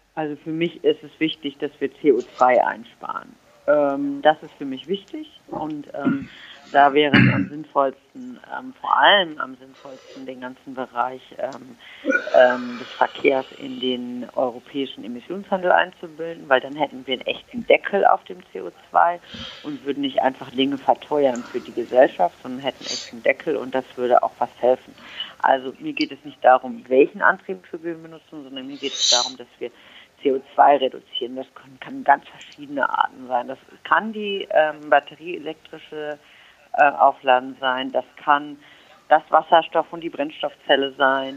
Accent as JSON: {"language": "German", "country": "Germany", "moved": "yes", "lives_now": "Berlin, Germany", "said": "ich bin Berlinerin bin also eine, die, jemand, der wirklich in, sehr urbanen, in einer sehr urbanen Gegend lebt. Ähm, die, ich komme aber aus einem sehr, sehr ländlichen Raum ursprünglich"}